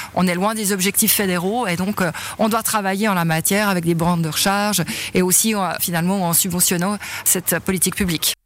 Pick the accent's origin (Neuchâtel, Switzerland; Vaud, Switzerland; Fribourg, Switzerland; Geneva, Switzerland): Vaud, Switzerland; Broye; je viens de la Broye